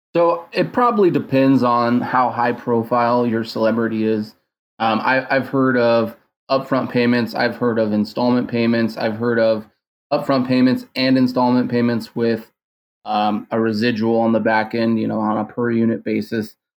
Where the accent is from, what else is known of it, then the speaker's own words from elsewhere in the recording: San Diego, California, United States; I was actually born and raised in San Diego